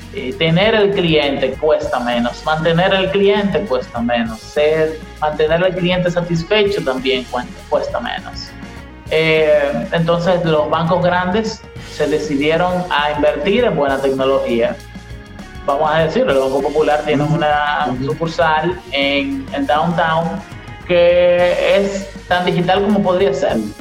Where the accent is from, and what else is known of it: Dominican Republic